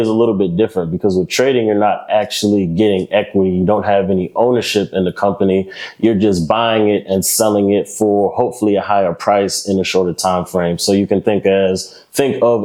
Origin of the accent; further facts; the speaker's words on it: Lynchburg, Virginia, United States; moved away as an adult; now in Charlotte, United States; I'm from Lynchburg, Virginia, small dot right there in the middle of Virginia.